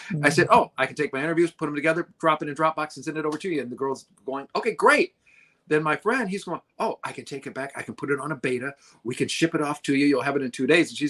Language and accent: English; Detroit, Michigan, United States; I'm from Detroit. I just had to come over and say hello.